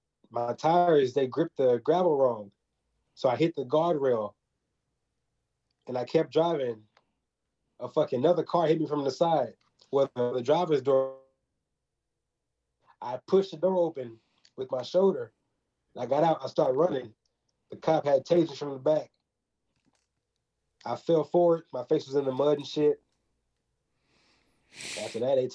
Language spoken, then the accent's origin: English; Texas, United States; I'm from Prairie, Texas